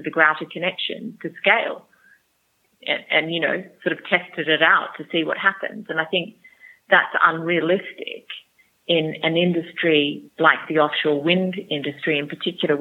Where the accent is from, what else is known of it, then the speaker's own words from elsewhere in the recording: Australia; moved away as an adult; now in United Kingdom; I'm Australian, by the way, but I've lived here for 16 years.